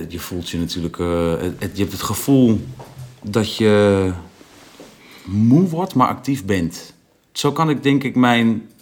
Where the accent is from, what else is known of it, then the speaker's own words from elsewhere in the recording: Overijssel, Netherlands; In, in Twente, waar ik vandaan kom, ik kom echt uit een boerendorp.